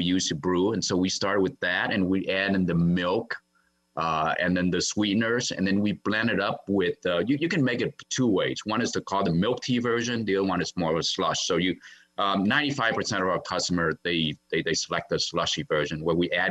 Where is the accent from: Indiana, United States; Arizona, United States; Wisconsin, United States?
Wisconsin, United States; I grew up in Wisconsin